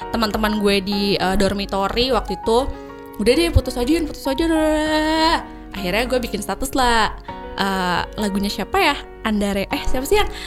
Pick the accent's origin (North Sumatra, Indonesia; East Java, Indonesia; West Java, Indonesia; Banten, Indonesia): West Java, Indonesia; Cirebon; Sudah pas gue balik ke uh, Cirebon ke Indonesia, pasti ke Indonesia ya ke kampung halaman